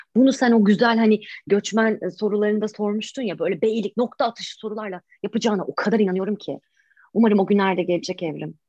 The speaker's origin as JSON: {"language": "Turkish", "country": "Turkey", "tie": "born or raised there", "moved": "as an adult", "lives_now": "United Kingdom", "said": "ben Taşra'da doğdum, büyüdüm."}